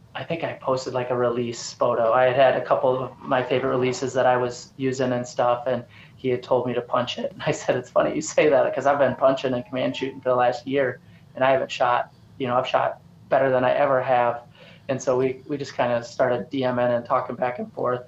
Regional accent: Sparta, Michigan, United States; moved away as an adult; also born or lived in North Dakota; now in Eastern Michigan, United States; I'm originally from Grand Rapids area, just north of Grand Rapids, um, up in Sparta, Rockford area

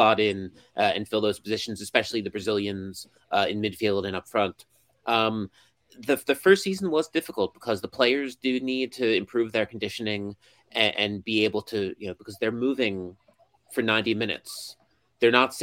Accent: United States; now in Japan; I'm an American who covers Japanese football

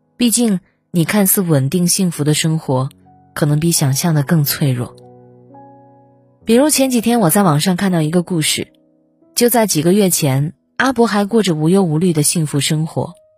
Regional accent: a small city in Shandong, China; moved away as an adult; now in Beijing, China; 像我这样一个来自山东小城普通家庭的孩子

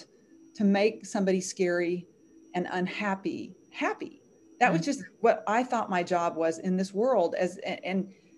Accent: Arkansas, United States; I was raised in Arkansas, where I'm living right now, in a Southern Christian home

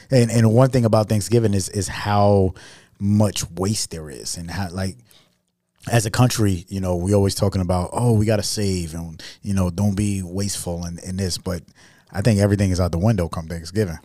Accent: New York City, New York, United States; I'm from New York City

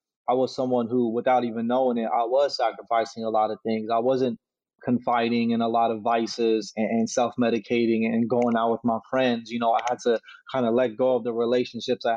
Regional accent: Sacramento, California, United States; grew up in South Sacramento, California, you know, right off Florin in 29th

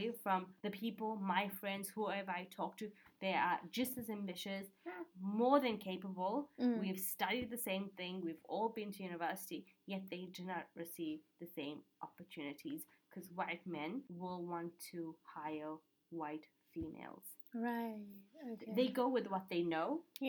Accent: South Africa; Yes. And I'm like, what is that supposed to mean?

